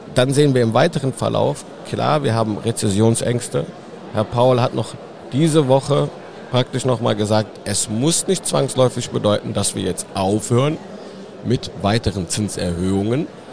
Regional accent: between Cologne and Düsseldorf, North Rhine-Westphalia, Germany; ich bin genau dazwischen eigentlich geboren, in, in Hahn im Rheinland. Das liegt fast in der Mitte zwischen Köln und Düsseldorf

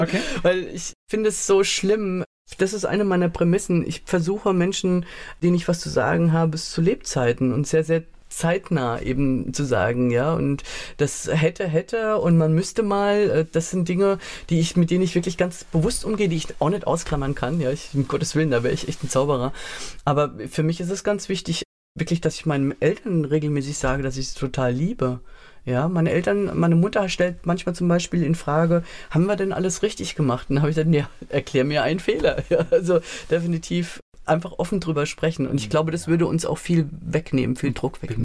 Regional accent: Mainz, Rhineland-Palatinate, Germany; also born or lived in Lower Franconia / Lörzweiler; da bin ich tatsächlich in Mainz im Priesterseminar aufgewachsen

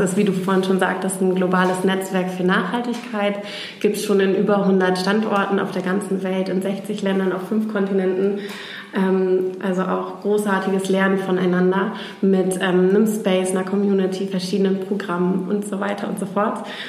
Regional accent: Oldenburg, Lower Saxony, Germany; moved away as an adult; also born or lived in Groningen / Barcelona; now in Hamburg, Germany; ich komme ursprünglich aus Oldenburg

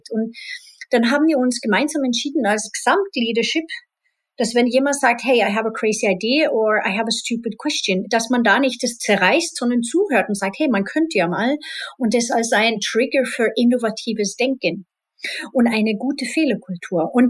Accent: Spain; ich bin in Spanien halb aufgewachsen und da ist es mittlerweile auch komplett aufgebrochen

